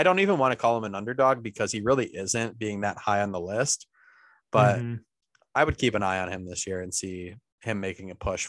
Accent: Buffalo, New York, United States; we're both from Buffalo

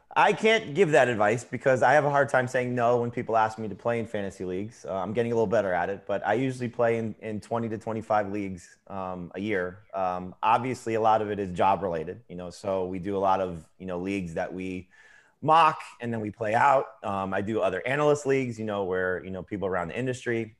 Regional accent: South Florida, United States; I'm from South Florida

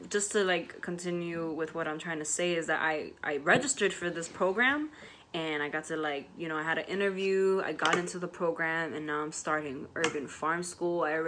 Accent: New York City, New York, United States; where I grew up in the South Bronx

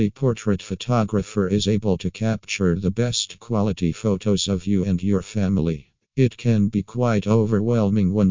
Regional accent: Singapore; from Singapore.

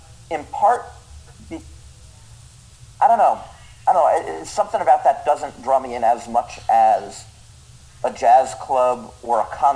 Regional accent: Long Island, New York, United States; where I grew up on Long Island

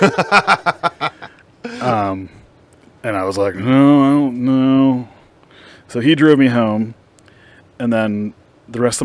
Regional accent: Altoona, Pennsylvania, United States; I'm from Altoona

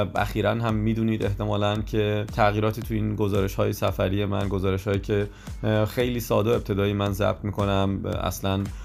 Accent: Iran; ما از ایران اومدیم

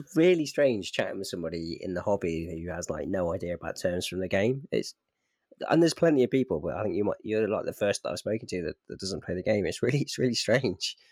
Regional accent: Midlands, United Kingdom; moved away; also born or lived in South of England; I'm from the Midlands

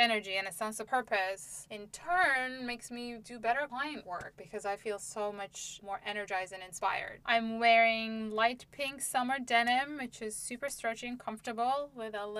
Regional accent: Istanbul, Turkey; moved away as an adult; now in United States; I grew up in Istanbul

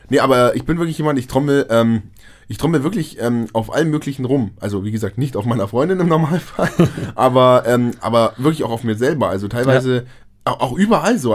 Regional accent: near Munich, Bavaria, Germany; wir kommen ja aus Bayern in der Nähe von München

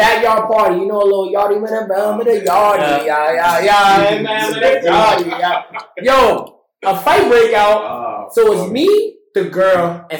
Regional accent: United States; as an American

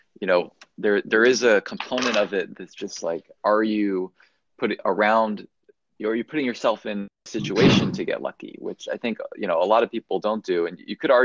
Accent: Bay Area, California, United States; as someone who actually grew up in the Bay Area

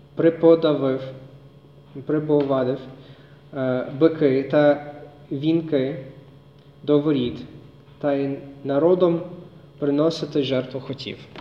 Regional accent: United States; Ukrainian is a second language; now in Lviv, Ukraine; я американець е, з Америки

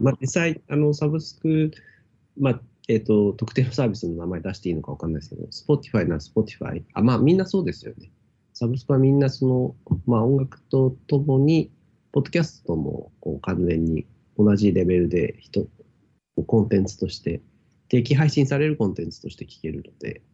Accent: Tokyo, Japan; 僕は東京で生まれ育ったので

